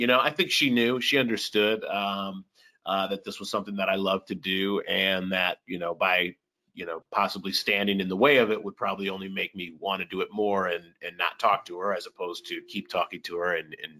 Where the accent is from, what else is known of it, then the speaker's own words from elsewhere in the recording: Minnesota, United States; also born or lived in Normal, Illinois; I was born in Normal. I didn't live there for very long. I only lived there until I was about 2.5, 3 years old, and then we moved up to Minnesota. But I still have a ton of family in Chicago